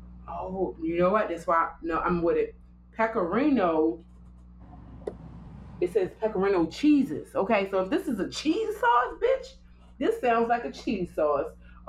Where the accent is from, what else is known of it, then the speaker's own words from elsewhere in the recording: Baltimore, Maryland, United States; That's one of those things that we grew up eating in Baltimore.